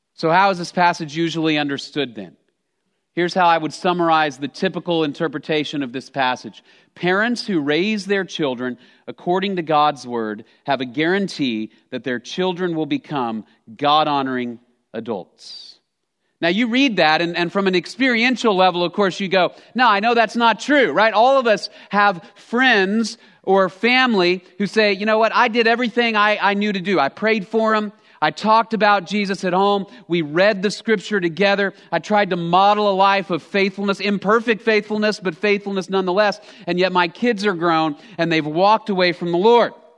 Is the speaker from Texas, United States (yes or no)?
yes; Texas, United States; I'm a native Texan. I grew up in Texas